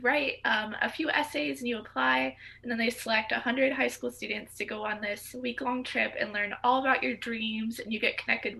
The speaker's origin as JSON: {"language": "English", "town": "Norco", "region": "California", "country": "United States", "tie": "born or raised there", "also_born_or_lived": "Houston, Texas", "moved": "as an adult", "lives_now": "New York City, United States", "said": "I grew up in Southern California, in a tiny town called Norco"}